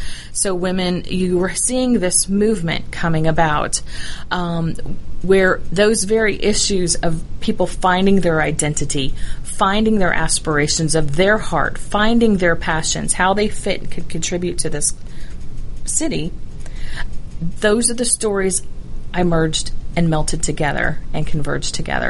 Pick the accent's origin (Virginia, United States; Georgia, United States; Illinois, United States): Georgia, United States; Dunwoody; we were growing up in Dunwoody